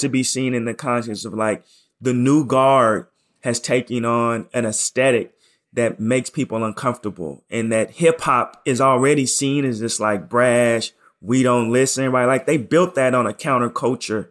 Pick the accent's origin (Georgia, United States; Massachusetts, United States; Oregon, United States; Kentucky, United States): Oregon, United States; Portland; moved away as an adult; also born or lived in New York / Chicago; I'm from Portland, Oregon, and I'm, I'm very pro Portland